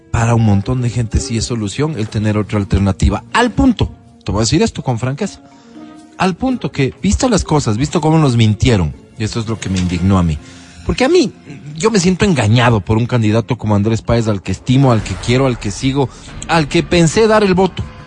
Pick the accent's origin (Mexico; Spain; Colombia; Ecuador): Ecuador; yo también soy ecuatoriano